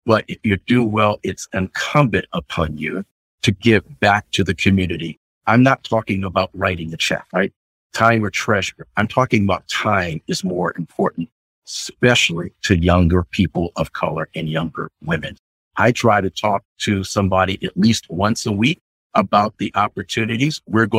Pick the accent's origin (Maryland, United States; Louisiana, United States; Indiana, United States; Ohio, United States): Maryland, United States; Annapolis; I grew up in Annapolis on the weekends. My father was in the Navy